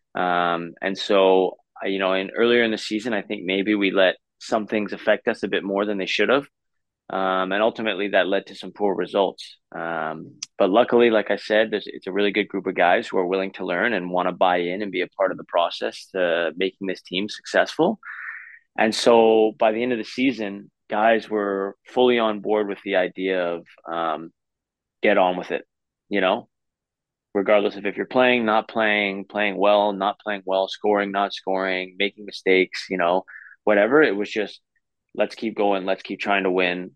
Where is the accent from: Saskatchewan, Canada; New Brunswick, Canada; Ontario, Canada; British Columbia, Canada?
British Columbia, Canada; Vancouver; I grew up in Vancouver